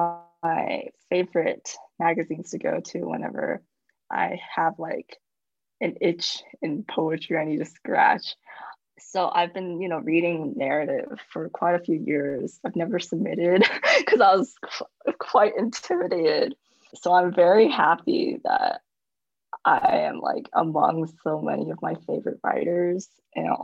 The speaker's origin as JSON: {"language": "English", "country": "United States", "tie": "born or raised there", "said": "I was born in America"}